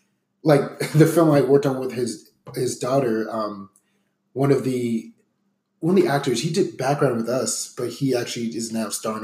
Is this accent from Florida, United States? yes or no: yes; South Florida, United States; moved away as an adult; also born or lived in New Jersey; now in Atlanta, United States; I grew up in South Florida for about 15 years or so, originally from Jersey. Now I'm in Atlanta now for 3 years now.